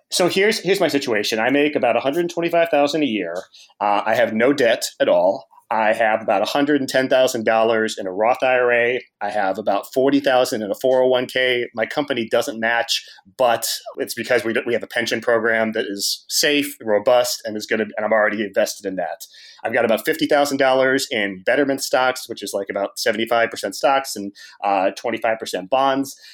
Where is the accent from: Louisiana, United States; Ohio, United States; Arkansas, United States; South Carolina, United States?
Ohio, United States; Cincinnati; now in Washington, D.C., United States; I'm from Cincinnati